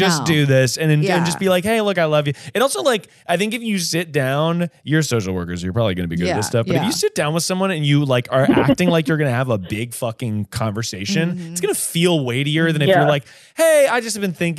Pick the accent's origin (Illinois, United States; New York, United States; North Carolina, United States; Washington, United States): North Carolina, United States; Durham; also born or lived in Hillsborough, North Carolina; I'm from Durham. I grew up.